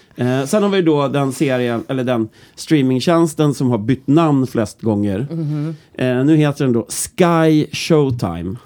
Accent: Norrland, Sweden; mig som norrlänning

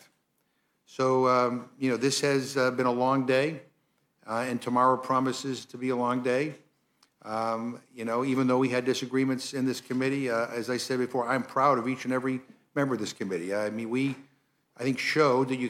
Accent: Massachusetts, United States; I'm from Massachusetts.

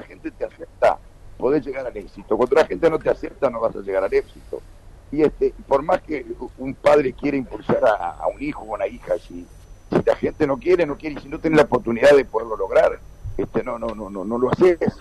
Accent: Uruguay; De Uruguay.

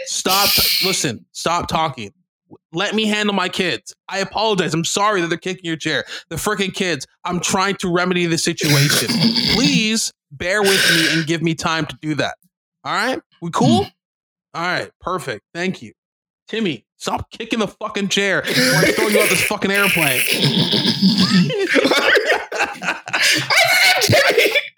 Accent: Canada; being Canadian

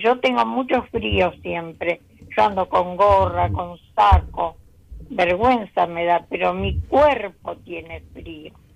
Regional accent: Isidro Casanova, Buenos Aires Province, Argentina; Soy de Isidro Casanova.

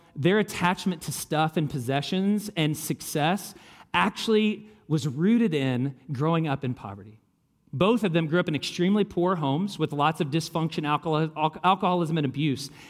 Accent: Kentucky, United States; I grew up in Kentucky.

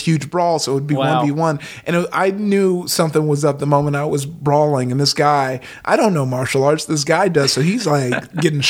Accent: Los Angeles, California, United States; I grew up in LA, but I went to Downey High.

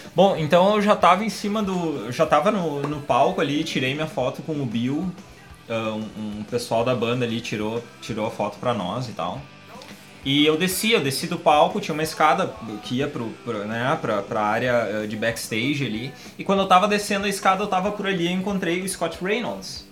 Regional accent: Brazil; na verdade eu sou do Brasil.

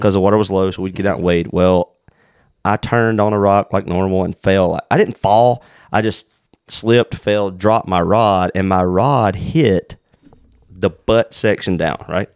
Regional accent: South Carolina, United States; moved away; the rivers we grew up in down in South Carolina

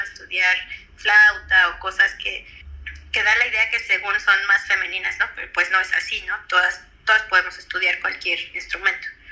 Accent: Mexico City, Mexico; also born or lived in New York; yo soy de la Ciudad de México, yo estudié en la Facultad de de la UNAM

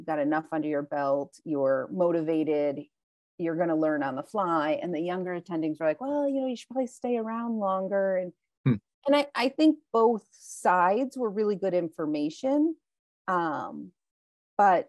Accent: Detroit, Michigan, United States; moved away; also born or lived in Tanzania / South America; I'm from the Detroit metropolitan area

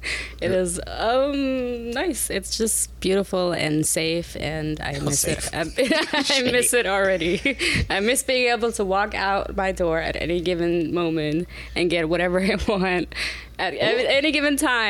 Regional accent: Norway; I am from Norway.

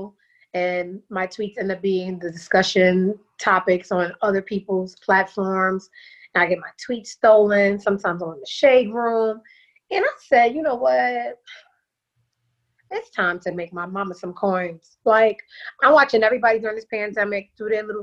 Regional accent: New York City, New York, United States; moved away as an adult; now in Atlanta, United States; I am originally from Brooklyn, New York

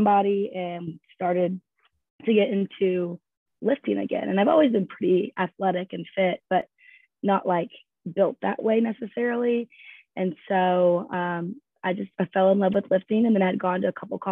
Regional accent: Louisville, Kentucky, United States; I'm from Louisville, Kentucky, but I went to school with Ashton at Western.

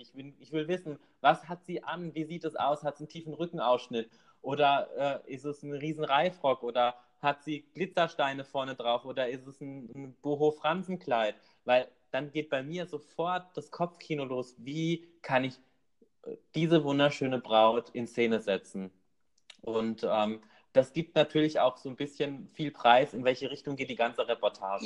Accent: Rhineland-Palatinate, Germany; bei uns in der Pfalz

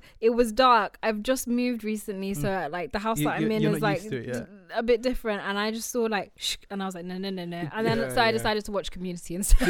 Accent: United Kingdom; we're all British

